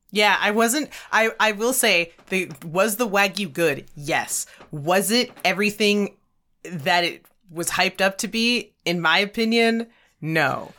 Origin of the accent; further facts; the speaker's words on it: Alberta, Canada; we're from Alberta